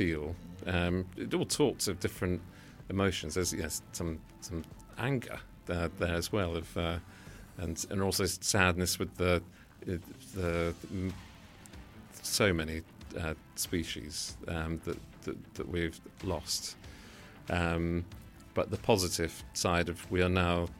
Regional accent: London, United Kingdom; also born or lived in Brighton; I was born in Wandsworth in London.

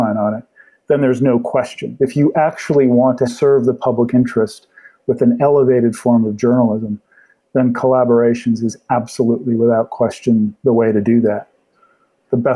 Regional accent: Halifax, Nova Scotia, Canada; Halifax, which is my hometown, Halifax, Nova Scotia

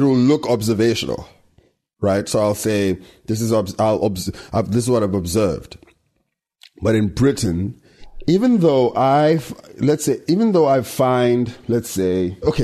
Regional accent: South Africa; we're still African in the sense that we live there and we speak the language and we're in touch with what's happening in South Africa and Africa

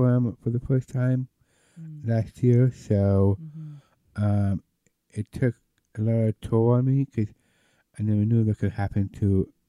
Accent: Denver, Colorado, United States; Well, I'm actually from Denver, Colorado.

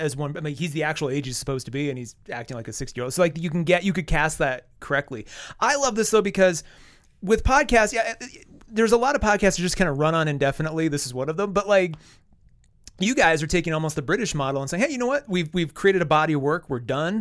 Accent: Wall, South Dakota, United States; moved away; I'm from Wall

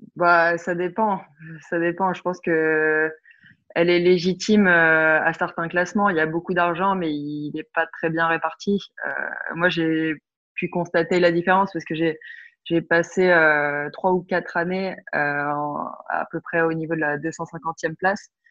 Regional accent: France; also born or lived in Belgium; Je me sens, non, je me sens pas trop belge quand même parce que j'ai toujours vécu en France

